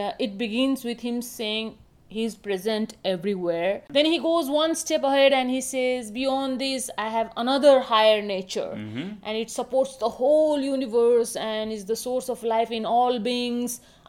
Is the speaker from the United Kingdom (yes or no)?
no; Kathmandu, Bagmati, Nepal; I grew up in Kathmandu, Nepal. Pashupati or Lord Shiva has a significant influence on my life.